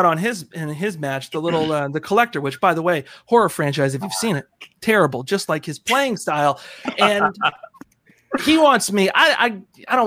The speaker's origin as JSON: {"language": "English", "region": "East Coast", "country": "United States", "said": "I'm from the East Coast. I got no good accent."}